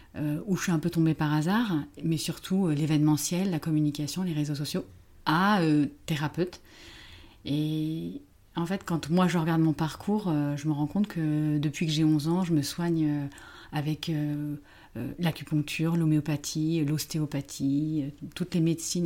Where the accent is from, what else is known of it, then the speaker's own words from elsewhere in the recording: Paris, Île-de-France, France; je viens de Paris, je suis française